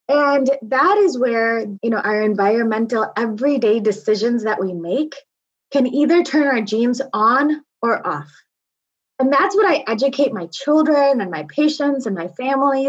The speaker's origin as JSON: {"language": "English", "town": "Naperville", "region": "Illinois", "country": "United States", "tie": "born or raised there", "said": "I was born and raised in Naperville, Illinois, to people who were born and raised on the other side of the country."}